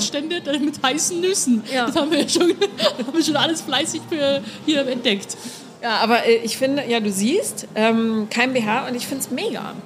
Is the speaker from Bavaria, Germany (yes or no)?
yes; Munich, Bavaria, Germany; ich bin ja in München geboren, ja. in der Stadt des Oktoberfestes